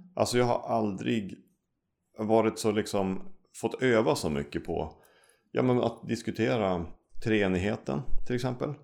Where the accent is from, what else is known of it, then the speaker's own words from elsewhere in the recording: Umeå, Västerbotten County, Sweden; also born or lived in Norway; jag är uppvuxen i Umeå, mm. har bott här nästan majoriteten av hela mitt liv